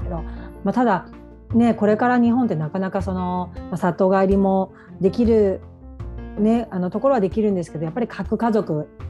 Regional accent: Taiwan; moved away; also born or lived in Japan; 台湾出身だから

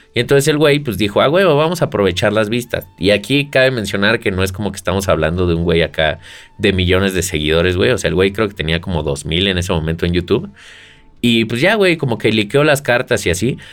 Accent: Mexico; Yo soy mexicano

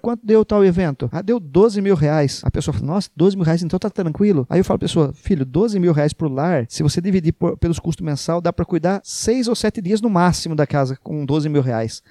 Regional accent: Iracemápolis, São Paulo, Brazil; a gente tinha orgulho de falar que era de Iracemápolis. Porque a nossa cidade era mais bonita

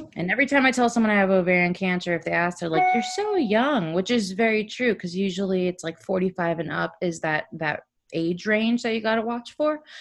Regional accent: South Florida, United States; also born or lived in Orlando; I grew up in South Florida

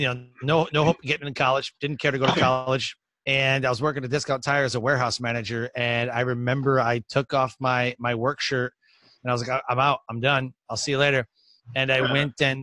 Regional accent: Detroit, Michigan, United States; also born or lived in San Antonio, Texas; now in Goldsboro, United States; I was born and raised in Detroit, Michigan, but I am currently living in North Carolina

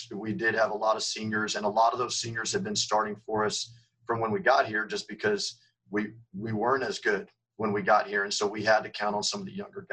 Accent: San Antonio, Texas, United States; now in Mesquite, United States; growing up in San Antonio

